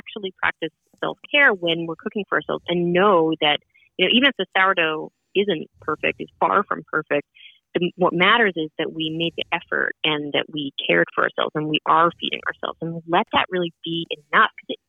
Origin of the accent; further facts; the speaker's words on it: Edmonton, Alberta, Canada; now in Brooklyn, United States; I'm from Edmonton, which is way out west.